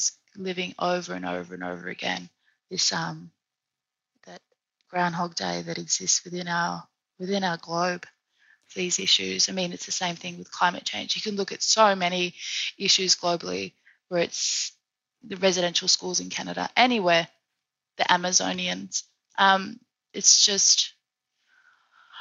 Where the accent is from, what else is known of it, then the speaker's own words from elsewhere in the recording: Australia; now in Paris, France; the country where my ancestors, you know, were the original owners